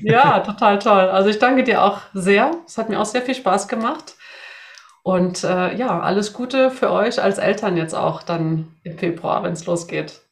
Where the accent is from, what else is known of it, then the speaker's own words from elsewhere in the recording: Sweden; moved away; ich komme aus Schweden